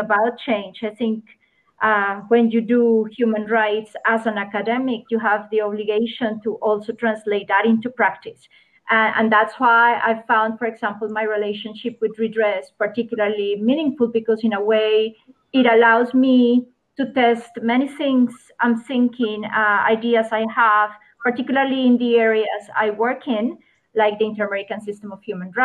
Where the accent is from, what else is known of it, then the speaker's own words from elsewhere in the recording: Colombia; I come from Colombia. I am a lawyer by training. And in Colombia, a country that has been devastated by armed conflict, poverty, exclusion, discrimination, I had the opportunity to grow up in a family